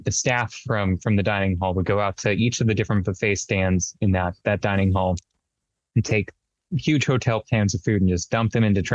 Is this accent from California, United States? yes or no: yes; Mojave Desert, Southern California, United States; I grew up in Southern California out in the Mojave Desert